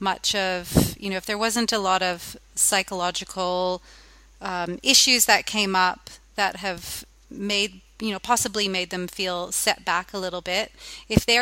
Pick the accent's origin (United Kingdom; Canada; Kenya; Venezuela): Canada; now in Australia; I am Canadian at heart, even though I am now an Australian